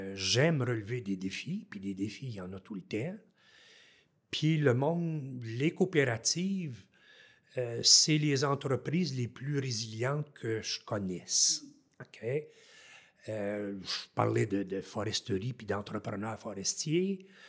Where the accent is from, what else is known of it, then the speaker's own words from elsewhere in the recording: Haute-Gatineau, Outaouais, Quebec, Canada; moved away as an adult; en Outaouais, ici, dans ma région natale, en haute gatineau